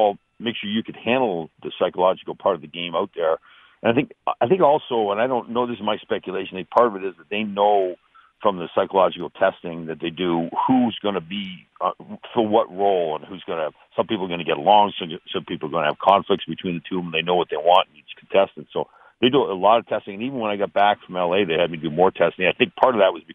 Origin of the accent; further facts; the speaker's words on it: Canada; growing up in Canada and playing hockey